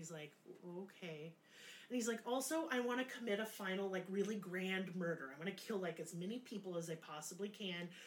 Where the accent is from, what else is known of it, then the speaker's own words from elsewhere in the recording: United States; now in Eureka Springs, United States; as an American